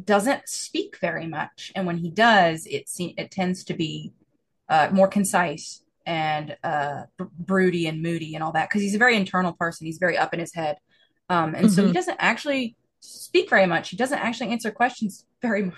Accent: the South, United States; accent: Southern; my accent's still a Southern accent

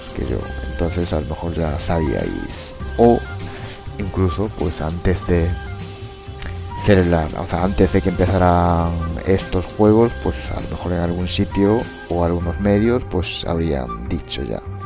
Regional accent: Japan; como buen japonés que soy

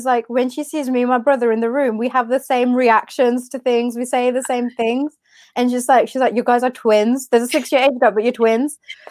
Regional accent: India; I love the culture so much. Put aside the sexism, the misogyny, the boys versus girls, put that all to the side. I love our culture. I love the food. I love the language. I love the weddings.

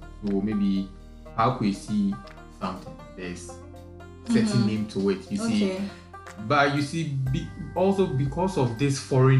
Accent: southern Ghana, Ghana; I come from the southern part of Ghana.

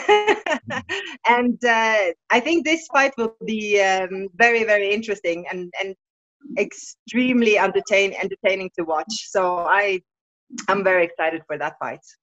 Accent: Bergen, Vestland, Norway; my hometown Bergen in Norway

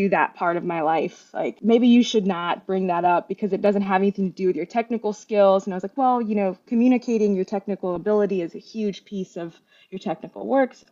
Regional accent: Mississippi, United States; growing up in Mississippi was another big piece of it, because there weren't any Bangladeshi people really around me.

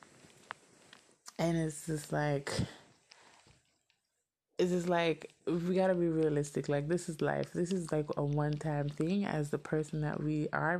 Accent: Miami, Florida, United States; moved away; I'm from Miami

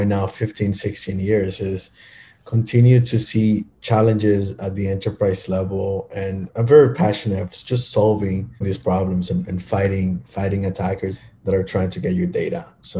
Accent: Miami, Florida, United States; now we do have employees all over the United States, but kind of the headquarters started here in my hometown.

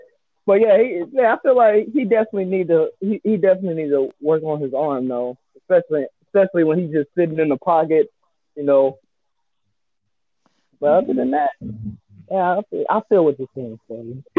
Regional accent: Cleveland, Ohio, United States; Oh, hell no. I'm from Cleveland, y'all.

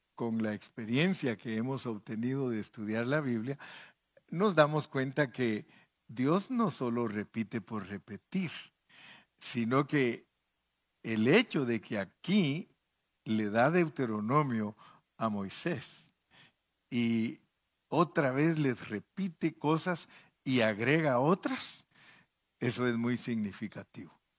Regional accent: Guatemala; De Guatemala

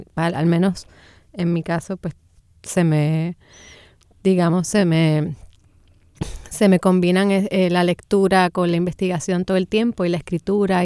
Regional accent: San Juan, Puerto Rico; moved away as an adult; now in Ponce, Puerto Rico; soy de San Juan y me crié toda la vida acá

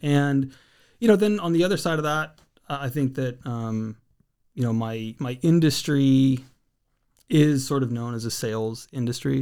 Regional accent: Redding, California, United States; also born or lived in San Diego County, California (Lakeside, El Cajon); just outside of Redding, California.

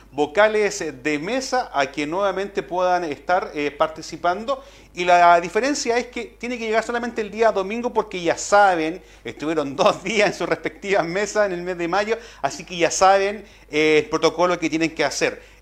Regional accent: Maule, Chile; Y también como que tenemos que tener identidad como maulinos, también tenemos que tener identidad como chilenos.

